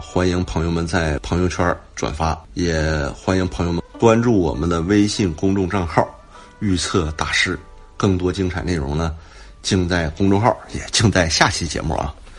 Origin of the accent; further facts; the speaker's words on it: China; 我们中国人自古啊